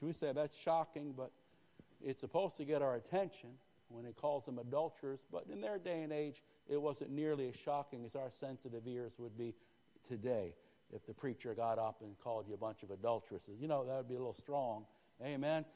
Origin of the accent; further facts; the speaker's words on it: Northeast, United States; I grew up in the Northeast